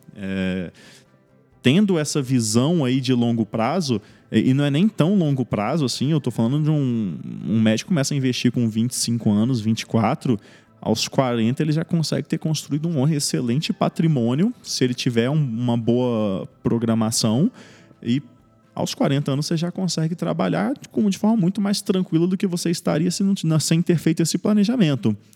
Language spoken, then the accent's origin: Portuguese; Espírito Santo, Brazil; moved away as an adult; now in São Paulo, Brazil; eu não sou aqui de São Paulo, né? Eu sou do Espírito Santo.